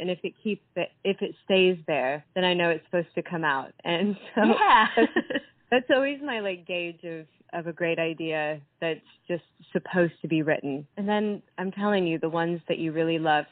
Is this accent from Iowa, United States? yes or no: yes; Iowa, United States; moved away as an adult; now in Nashville, United States; I grew up in the Midwest. So I'm originally from Iowa, but I moved to Nashville when I really knew I was about 16 years old